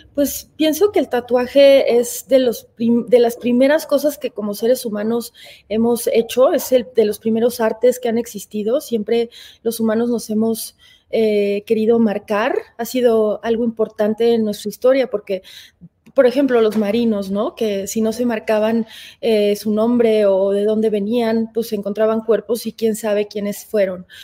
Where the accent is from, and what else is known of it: Mexico